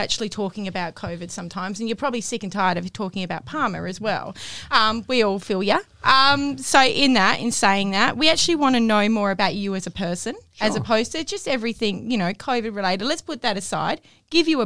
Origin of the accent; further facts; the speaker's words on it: Kwinana, Western Australia, Australia; I'm from Kwinana